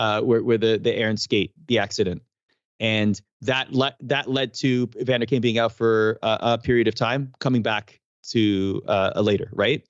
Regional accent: Canada; as a Canadian

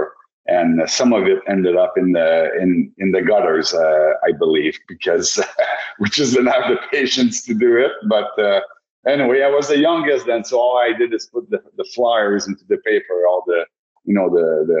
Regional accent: Laval, Quebec, Canada; also born or lived in Blainville, Quebec; I was born in Laval, Quebec, up until 12 years old

